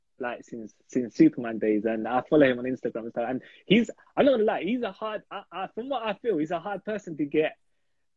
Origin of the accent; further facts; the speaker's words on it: London, United Kingdom; I'm from East London